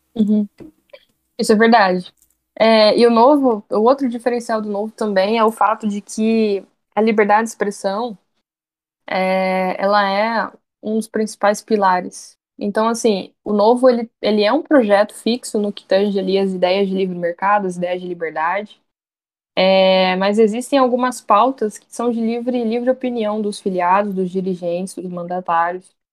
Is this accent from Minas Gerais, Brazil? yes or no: no; Campo Grande, Mato Grosso do Sul, Brazil; sou aqui de Campo Grande, Mato Grosso do Sul, capital do Mato Grosso do Sul